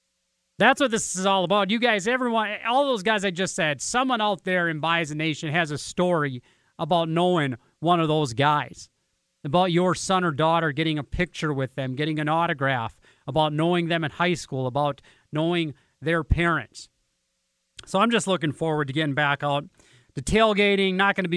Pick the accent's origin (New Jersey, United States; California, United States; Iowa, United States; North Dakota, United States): North Dakota, United States; Benson County area; a couple of guys that I went to school with from my hometown